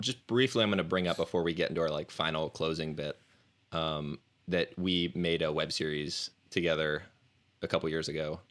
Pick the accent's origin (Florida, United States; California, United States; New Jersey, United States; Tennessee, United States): Florida, United States; Clearwater; I'm also from Clearwater, Florida